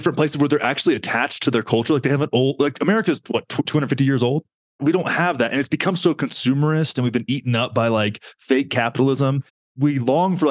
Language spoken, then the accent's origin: English; Texas, United States; I have Texas culture